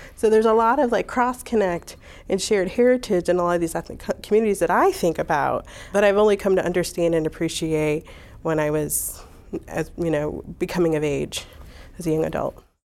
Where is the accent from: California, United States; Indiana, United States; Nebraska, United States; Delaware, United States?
Indiana, United States; Hammond; also born or lived in Munster, Indiana; I grew up in Hessville in Hammond, Indiana, uh, that neighborhood in Hammond